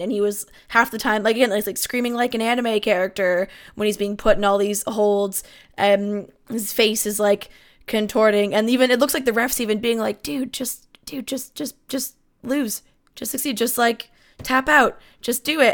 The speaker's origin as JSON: {"language": "English", "country": "Canada", "said": "I'm a Canadian"}